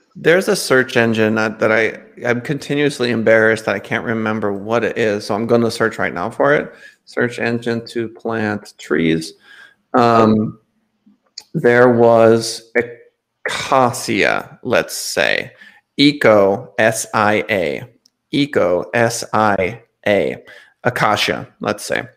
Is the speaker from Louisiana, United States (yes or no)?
no; North Dakota, United States; I'm from North Dakota